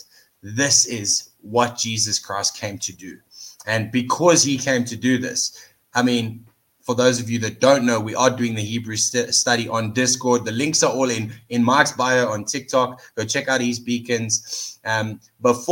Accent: Johannesburg, Gauteng, South Africa; it's my hometown

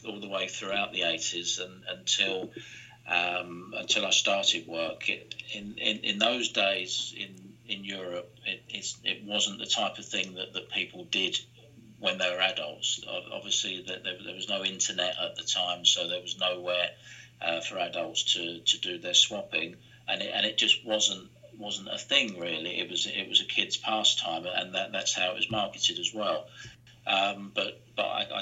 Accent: London, United Kingdom; I grew up in East London

